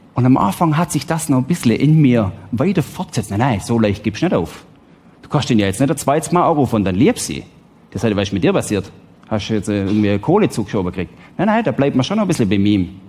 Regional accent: Switzerland; Ich bin Schweizer, ich lebe im Wohlstand

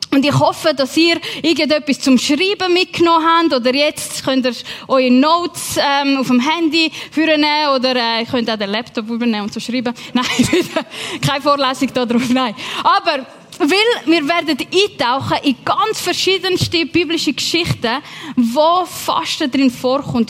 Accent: Switzerland; also born or lived in England; bei uns in der Schweiz

